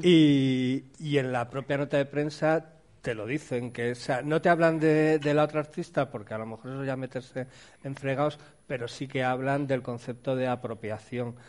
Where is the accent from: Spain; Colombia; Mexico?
Spain; cuando somos españoles